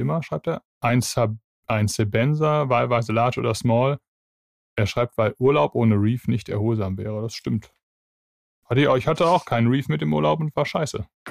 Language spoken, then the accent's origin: German; Bavaria, Germany; bei uns in Bayern